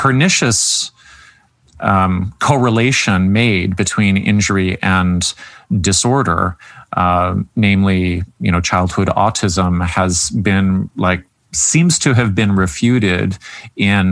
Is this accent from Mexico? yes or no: no; Canada; being the Canadian on staff